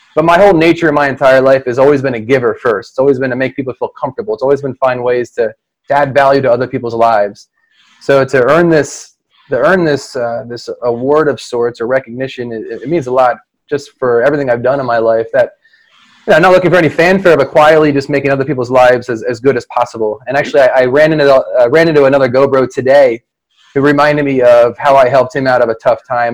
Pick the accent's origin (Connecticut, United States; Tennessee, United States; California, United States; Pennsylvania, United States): Pennsylvania, United States; Philadelphia; I'm born and raised in the Philadelphia area. I haven't moved too far, about five miles from where I grew up